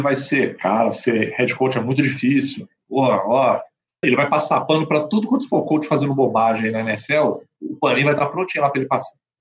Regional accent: Brazil; como bom brasileiro

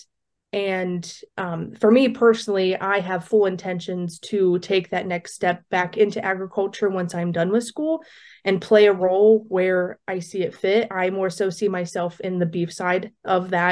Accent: Southwest Ohio, United States; I am originally from Southwest Ohio, and I grew up on a very diverse farm operation

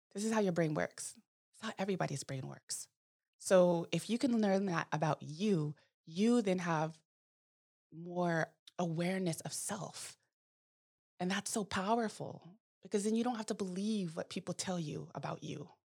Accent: Manteca, California, United States; I grew up in Manteca

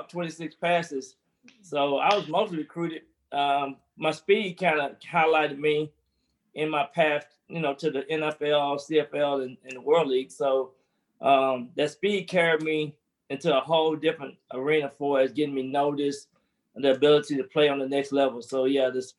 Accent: Texarkana, Texas, United States; moved away; growing up in Texas is unique

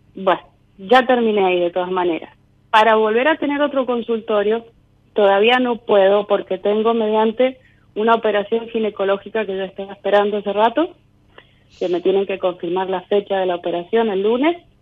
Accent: Mendoza, Argentina; Yo soy de Mendoza

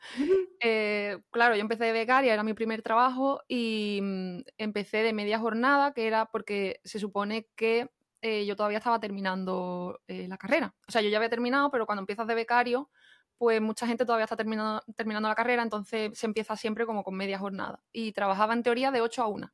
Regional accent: Jerez de la Frontera, Andalusia, Spain; moved away as an adult; also born or lived in Madrid / Barcelona; now in Connecticut, United States; soy de Jerez, soy paisana de Andrea, de Cádiz también, y vivo aquí en Estados Unidos, en el estado de Connecticut

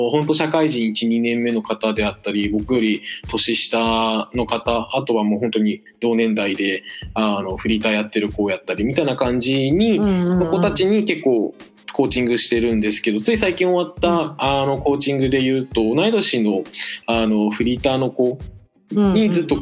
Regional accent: Hiroshima, Japan; moved away as an adult; now in Kyoto, Japan; 出身はですね、あの、うん、広島でえっと十八年間広島に住んで大学入学の折に京都にやってきた感じです。

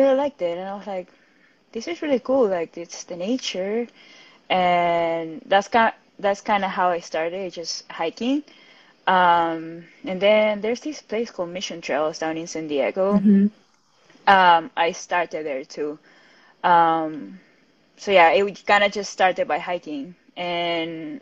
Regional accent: Peru; moved away as an adult; also born or lived in Miami, United States; now in California, United States; I'm originally from Peru. I was born and raised there. And I moved to the United States 5 years ago

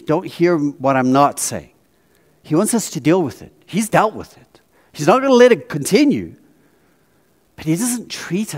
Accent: South Africa; now in United States; I grew up in South Africa with really good chocolate, Cadbury, serious, really good. And I came to America.

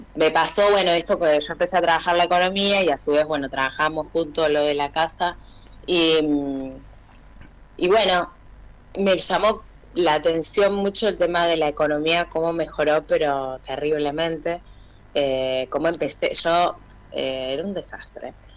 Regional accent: Burzaco, Buenos Aires Province, Argentina; trabajo en la escuela especial de acá de sordos de Bursaco, soy de zona

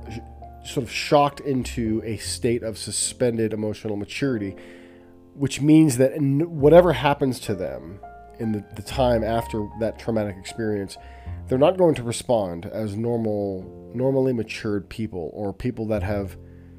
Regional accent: Southern California, United States; I was growing up in Southern California in a household with my mother and my twin brother and our dog Buster

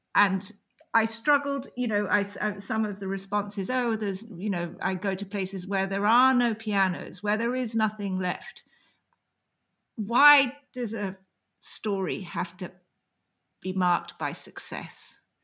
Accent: England, United Kingdom; I'm an English writer

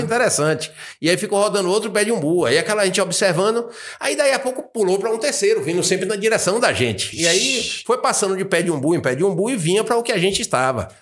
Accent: Bahia, Brazil; also born or lived in United States; eu sou baiano, tô na minha região

